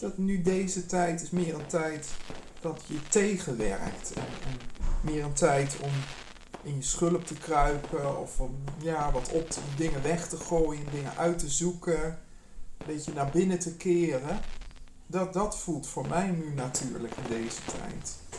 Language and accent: Dutch; Nijmegen, Gelderland, Netherlands; moved away; also born or lived in Amsterdam; ik kom uit, ik ben in Nijmegen geboren